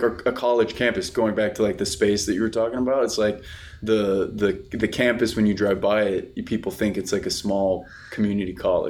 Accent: Plano, Texas, United States; also born or lived in Dallas, Texas; I was born and raised in Dallas, Texas. I grew up in a town just northeast of Dallas, actually, called Plano. Went to school there.

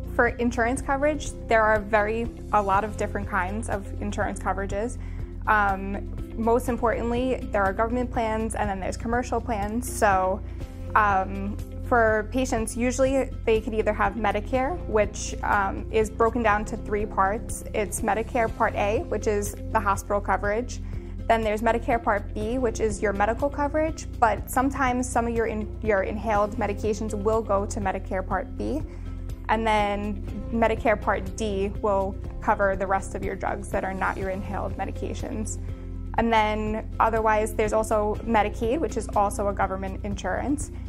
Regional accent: New York City, New York, United States; I'm from Staten Island

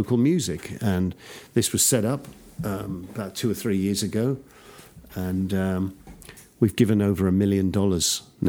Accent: United Kingdom; also born or lived in Texas; now in Austin, United States; it's great being a Brit representing Texans. A British Texan.

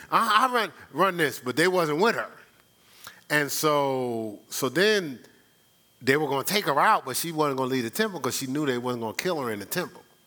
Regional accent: Newark, New Jersey, United States; I'm from Newark

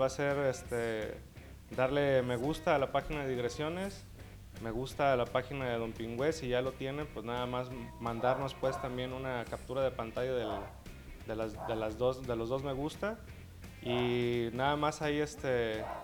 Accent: Mexico; como mexicanos

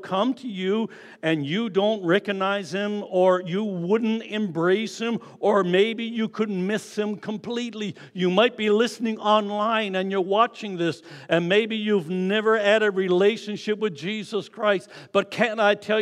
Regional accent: Newfoundland and Labrador, Canada; I'm a newfie

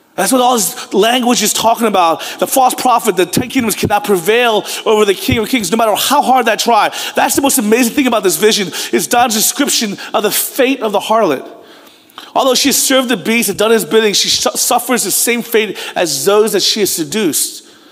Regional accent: United States; I was born in America

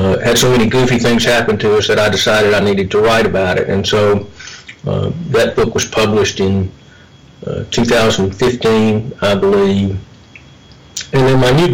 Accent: Tupelo, Mississippi, United States; moved away as an adult; now in Jackson, United States; I grew up in Tupelo

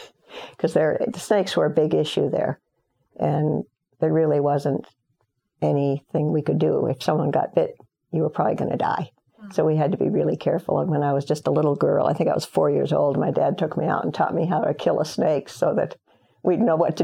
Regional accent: Chad; Overall, it was a fun growing up in Chad.

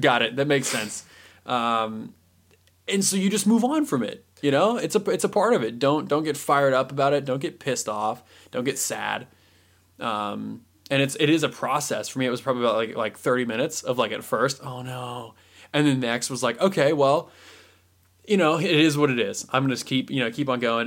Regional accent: Indiana, United States; I was born in Indiana

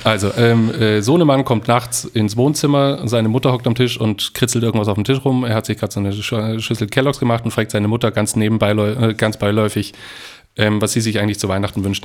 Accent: Aichach, Bavaria, Germany; moved away; Aus meiner Heimatstadt ist es zum Beispiel auch so eine Tradition geworden, dass sich am 23. trifft man sich in äh, einer bestimmten Bar in Eichach

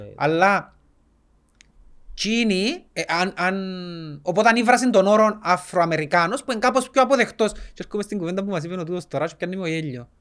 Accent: Cyprus; σαν Κυπρέοι

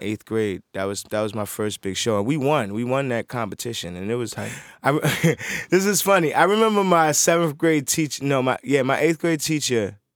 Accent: Baltimore, Maryland, United States; also born or lived in New York City, New York; I grew up in Baltimore City

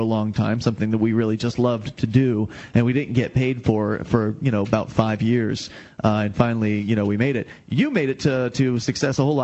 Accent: the South, United States; now in New Hampshire, United States; I'm from the South originally

